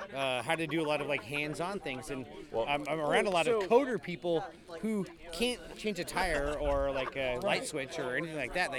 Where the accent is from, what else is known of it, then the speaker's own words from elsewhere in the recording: Southern California, United States; Well, I'm from Southern California